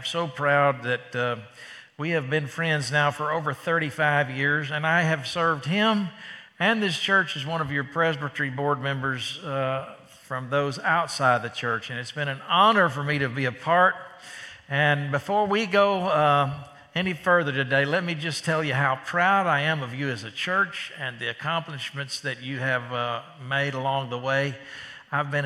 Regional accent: Dallas, Texas, United States; I'm from Dallas, Texas

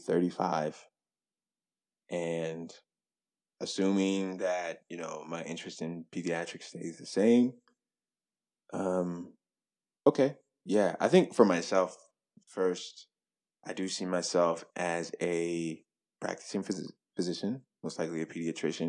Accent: Bolivar, Tennessee, United States; moved away as an adult; only medical doctor that comes from Bolivar, Tennessee

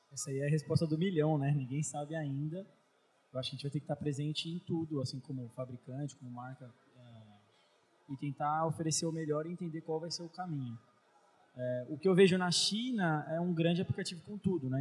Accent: São Paulo, Brazil; eu sou de São Paulo

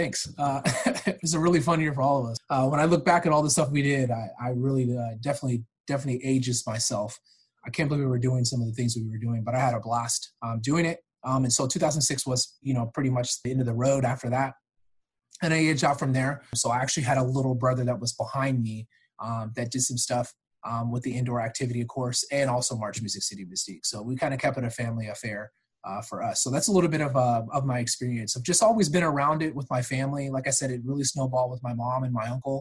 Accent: California, United States; also born or lived in Georgia; now in Florida, United States; I actually grew up and born and raised in California

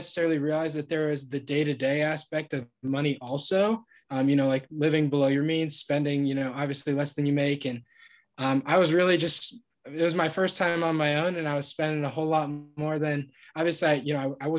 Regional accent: Ohio, United States; moved away; I'm from Ohio originally, went to Ohio University, studied business.

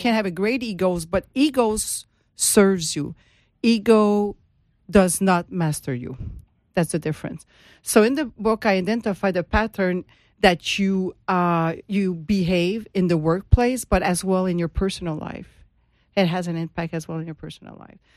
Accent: Montreal, Quebec, Canada; moved away as an adult; now in Florida, United States; I am from Montreal, and, and now I'm in Florida

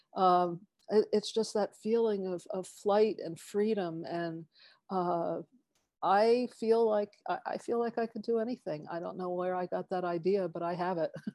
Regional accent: East Coast, United States; now in Tiburon, United States; I grew up on the East Coast

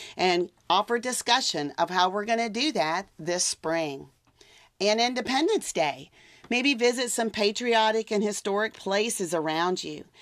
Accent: South Louisiana, United States; I'm from South Louisiana

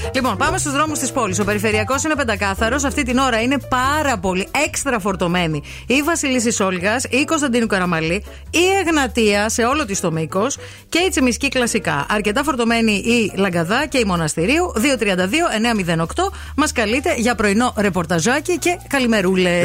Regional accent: Katerini, Central Macedonia, Greece; moved away; Και γιορτάζει και η πατρίδα μου η ιδιαίτερη. Ε, είναι και αργία κιόλα στην Κατερίνη

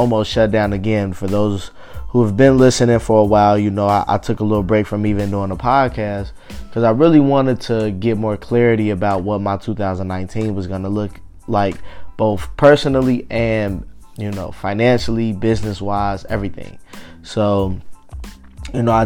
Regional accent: Cincinnati, Ohio, United States; I'm in Cincinnati

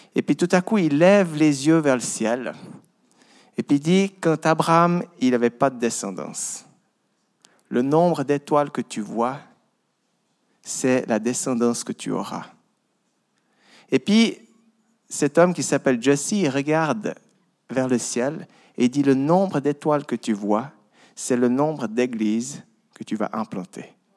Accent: Vaud, Switzerland; j'ai grandi dans une ferme dans le Gros de Vaud. Voilà mon accent

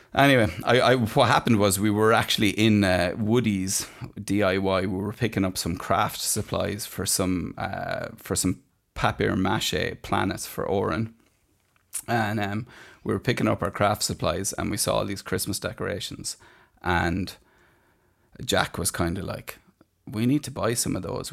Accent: Ireland

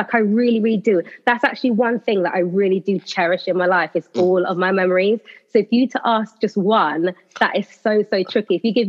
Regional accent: Slough, South East England, United Kingdom; I am from Slough in Berkshire.

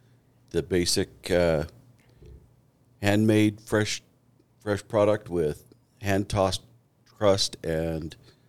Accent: Juneau, Alaska, United States; moved away as an adult; now in Meridian, United States; I grew up outside of Juneau.

